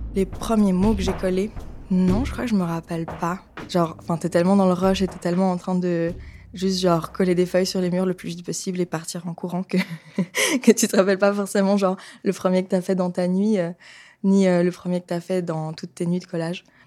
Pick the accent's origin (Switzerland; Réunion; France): Switzerland; Lausanne, Vaud; moved away as an adult; also born or lived in Rome; now in Geneva, Switzerland; Je viens de Lausanne. Je vis à Genève en ce moment.